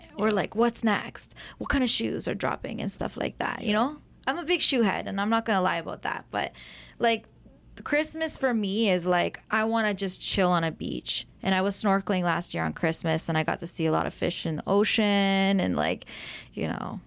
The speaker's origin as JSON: {"language": "English", "town": "Mississauga", "region": "Ontario", "country": "Canada", "tie": "born or raised there", "also_born_or_lived": "Erin, Ontario", "said": "So I started out in Mississauga"}